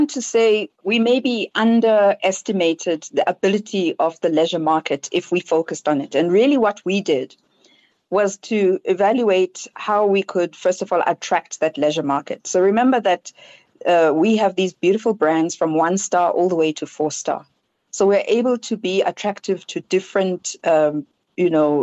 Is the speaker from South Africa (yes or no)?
yes; South Africa; as a South African